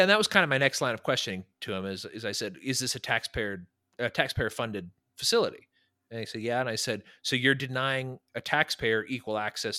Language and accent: English; California, United States; my home state, which I love, is a nightmare to be